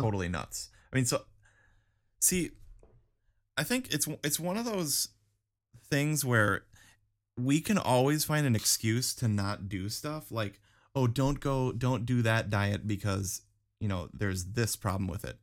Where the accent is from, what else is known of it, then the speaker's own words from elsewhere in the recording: Wisconsin, United States; growing up in Wisconsin